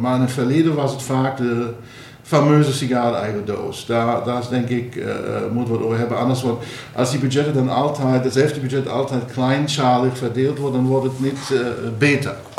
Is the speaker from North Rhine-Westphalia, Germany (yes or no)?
no; Saarland, Germany; Dutch is a second language; moved away as an adult; also born or lived in Heidelberg, Germany / San Diego, United States / Boston, United States / Berlin, Germany; now in Maastricht, Netherlands; ik ben opgegroeid aan de Franse grens in het Zaarland